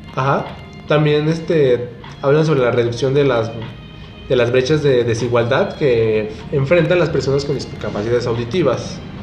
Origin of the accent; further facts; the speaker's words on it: Guanajuato, Mexico; nosotros somos de Guanajuato.